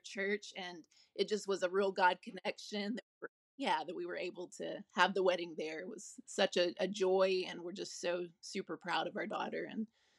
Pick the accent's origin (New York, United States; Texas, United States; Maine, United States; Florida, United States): Texas, United States; Dallas; I was born in Dallas, Texas. I lived there until I graduated high school.